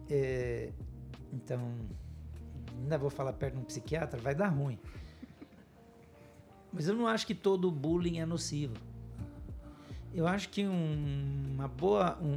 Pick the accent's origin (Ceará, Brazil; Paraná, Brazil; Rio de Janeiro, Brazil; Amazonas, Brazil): Paraná, Brazil; first language German; Portuguese is a second language; also born or lived in Rio Grande do Sul / São Paulo; a gente aprendeu a falar alemão antes de falar português então já vem meio influenciado. O sotaque forte dos meus pais, que acabou influenciando a nossa maneira de falar. O fato de eu ter crescido no interior do Paraná